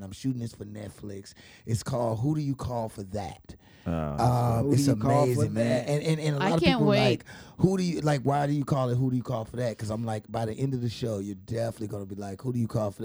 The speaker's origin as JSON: {"language": "English", "town": "St. Louis", "region": "Missouri", "country": "United States", "moved": "yes", "lives_now": "Chicago, United States", "said": "me being from St. Louis"}